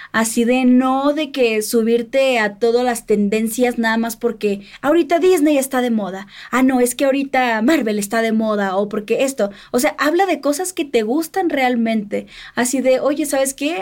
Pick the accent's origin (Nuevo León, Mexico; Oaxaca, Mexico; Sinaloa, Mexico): Sinaloa, Mexico; que soy de Sinaloa